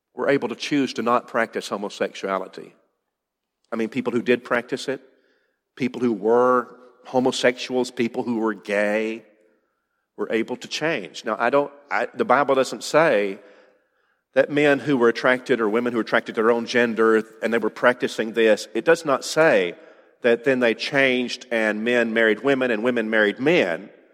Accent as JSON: {"language": "English", "country": "United States", "said": "as an American"}